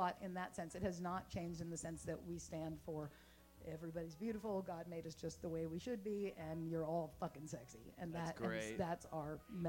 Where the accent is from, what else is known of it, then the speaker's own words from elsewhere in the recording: Los Angeles, California, United States; now in Hattiesburg, United States; I grew up in Los Angeles, like, on the Sunset